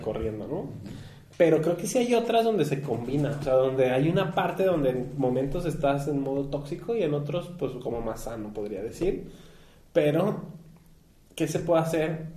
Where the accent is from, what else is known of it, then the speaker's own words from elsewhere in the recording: Mexico; como mexicanos